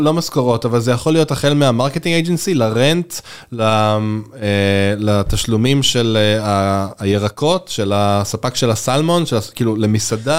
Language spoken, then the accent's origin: Hebrew; Israel; בתור קונסיומר ישראלי